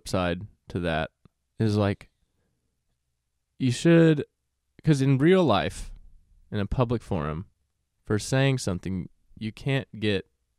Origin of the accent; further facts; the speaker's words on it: Texas, United States; we're from Texas